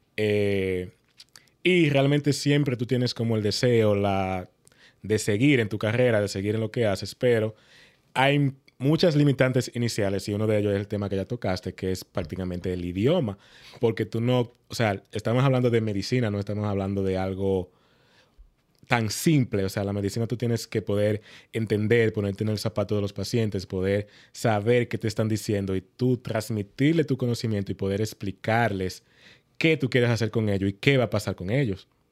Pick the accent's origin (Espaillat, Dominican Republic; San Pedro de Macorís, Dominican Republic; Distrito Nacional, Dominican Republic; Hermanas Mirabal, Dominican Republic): Espaillat, Dominican Republic; Moca; moved away as an adult; now in United States; yo soy oriundo de Moca